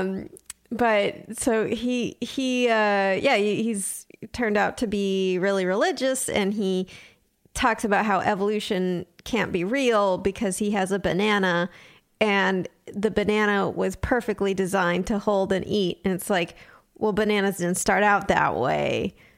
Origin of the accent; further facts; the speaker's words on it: Southern California, United States; I grew up in Southern California